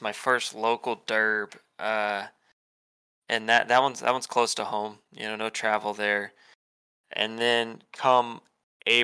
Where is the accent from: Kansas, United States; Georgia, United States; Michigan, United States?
Kansas, United States; also born or lived in Oklahoma; I'm from Kansas